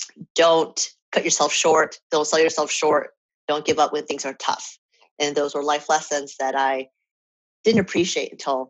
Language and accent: English; New York City, New York, United States; So the short answer is I'm from New York because that's where I go home to visit my family.